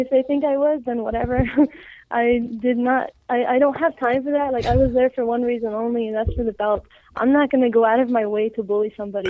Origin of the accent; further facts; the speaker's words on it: Canada; I'm Canadian.